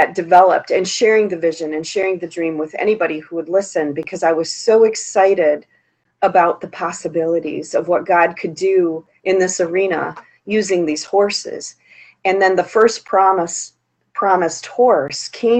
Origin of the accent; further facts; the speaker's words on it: Holt, Michigan, United States; I grew up in Holt, which is a suburb of Lansing